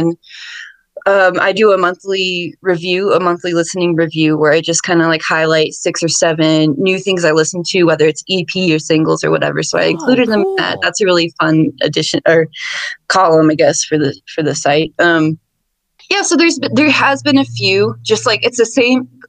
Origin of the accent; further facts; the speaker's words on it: Connecticut, United States; now in Albuquerque, United States; I grew up in Connecticut